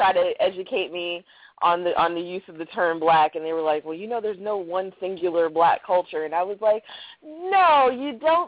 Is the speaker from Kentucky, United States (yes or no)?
no; Baltimore, Maryland, United States; I'm from Baltimore